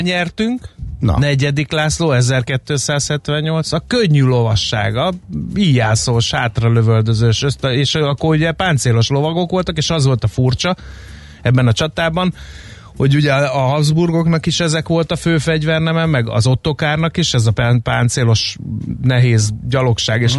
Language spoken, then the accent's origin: Hungarian; Hungary; mi magyarok